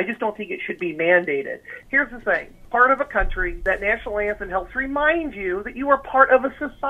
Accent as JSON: {"language": "English", "town": "Des Moines", "region": "Iowa", "country": "United States", "said": "I'm from here in Des Moines."}